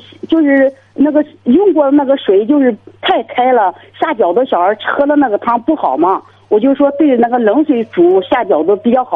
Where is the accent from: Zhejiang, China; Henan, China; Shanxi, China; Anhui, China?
Henan, China; Zhoukou; 我是河南的，我是河南周口的，周口太康县的。